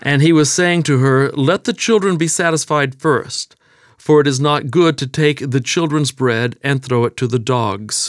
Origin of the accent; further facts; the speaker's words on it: Texas, United States; accent: Texas; I was born and raised in Texas